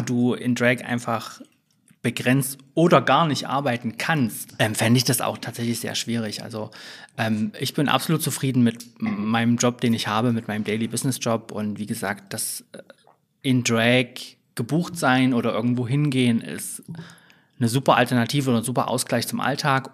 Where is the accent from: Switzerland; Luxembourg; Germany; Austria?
Germany; Leipzig area, Saxony; moved away as an adult; also born or lived in Dresden / Frankfurt / Berlin; ich komme auch aus dem Leipziger Umland ursprünglich. Ähm, würde mich aber selbst als äh, Leipzigerin bezeichnen.